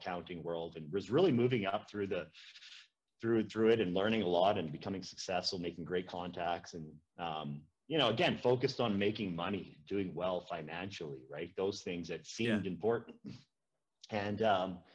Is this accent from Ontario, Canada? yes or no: no; a small town in Saskatchewan, Canada; moved away as an adult; also born or lived in Edmonton, Alberta / Prince Albert, Saskatchewan; now in Fruitvale, Canada; I'm from a small town in Saskatchewan